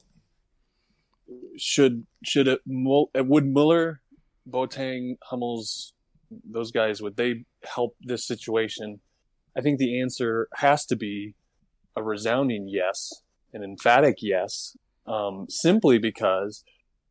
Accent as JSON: {"language": "English", "country": "United States", "said": "I'm an American"}